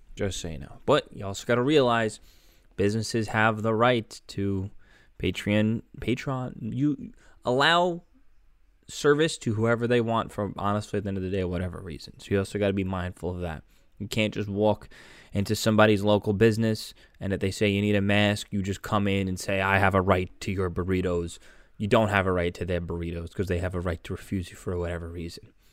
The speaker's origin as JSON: {"language": "English", "town": "New York City", "region": "New York", "country": "United States", "tie": "born or raised there", "said": "my hometown, Staten Island"}